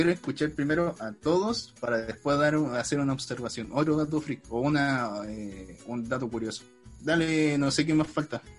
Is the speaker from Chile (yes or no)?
yes; Chile; me siento orgulloso del país al que vengo. yo nunca voy a negar, soy chileno.